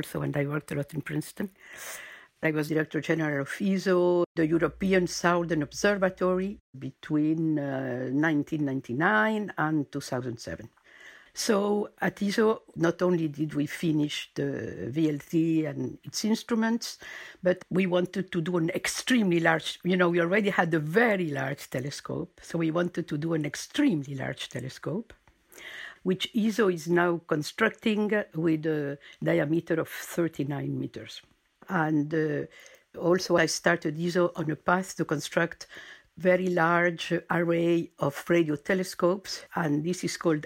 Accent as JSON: {"language": "English", "country": "Argentina", "tie": "born or raised there", "also_born_or_lived": "United States / Germany / Chile", "moved": "yes", "lives_now": "France", "said": "I'm French-born, but my parents moved to Argentina when I was a little girl. So I was raised in Argentina"}